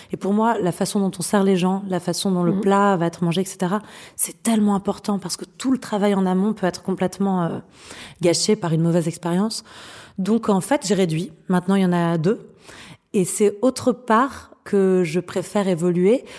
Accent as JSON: {"language": "French", "country": "France", "said": "chez nous en France"}